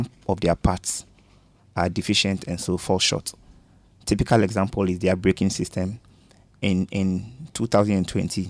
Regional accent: Accra, Greater Accra, Ghana; Growing up in Kokomemle

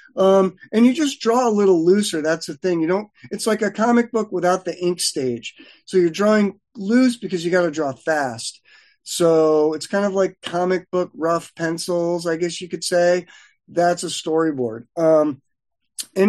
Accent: Connecticut, United States; moved away as an adult; now in Los Angeles, United States; I was from Connecticut

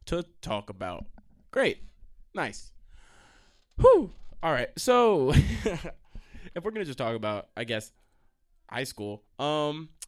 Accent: Stony Brook, New York, United States; I'm from Long Island, you know. To be fair, I'm from the area of Stony Brook.

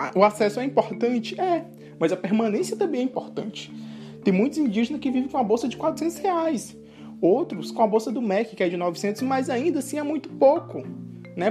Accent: Grajaú, Maranhão, Brazil; now in Belém, Brazil; sou indígena, sou maranhense, aqui da cidade de Grajaú, Maranhão é, mas atualmente moro em Belém do Pará

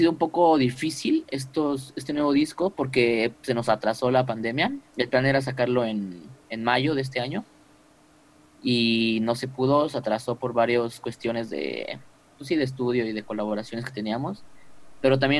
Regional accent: Mexico City, Mexico; No, somos de aquí, de la Ciudad de México.

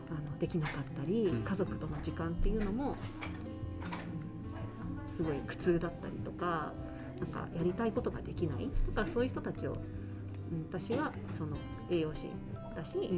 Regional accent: Japan; born there; 私は日本で生まれて日本人なんだけども日本に住んだことがなくて

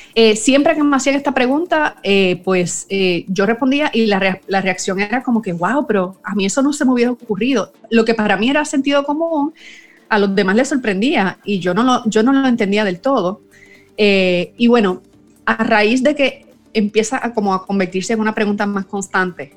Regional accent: Puerto Rico; soy puertorriqueña, vivo en San Juan, Puerto Rico

